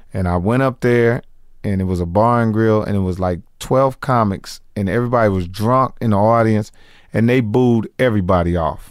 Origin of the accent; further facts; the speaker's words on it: Indianapolis, Indiana, United States; moved away; I'm from Indianapolis, Indiana originally